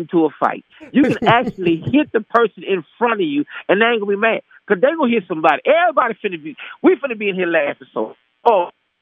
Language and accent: English; Texas, United States; moved away; I'm already from Texas, man. I am so elated to come back home to my home state